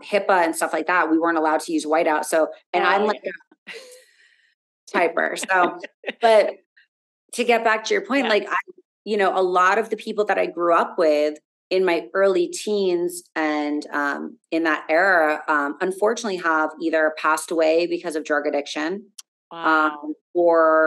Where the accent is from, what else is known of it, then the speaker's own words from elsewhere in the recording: South Florida, United States; growing up in South Florida, it was very easy, you know, being around here